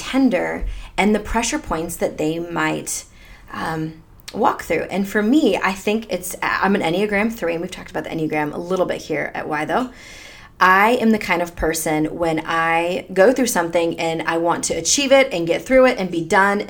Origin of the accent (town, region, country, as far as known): United States; born or raised there; also born or lived in Delhi, India